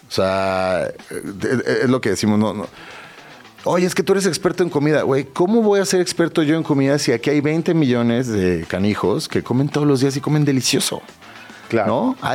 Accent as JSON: {"language": "Spanish", "region": "Mexico City", "country": "Mexico", "said": "yo soy muy chilango"}